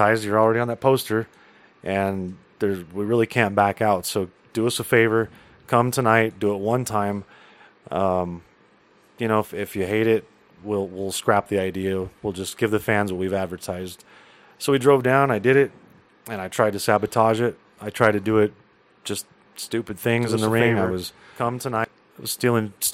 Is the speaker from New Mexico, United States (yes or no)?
yes; Albuquerque, New Mexico, United States; also born or lived in Los Lunas, New Mexico; I used to live in Albuquerque. I grew up in Albuquerque. And I moved down to Los Lunas when I was about 14 years old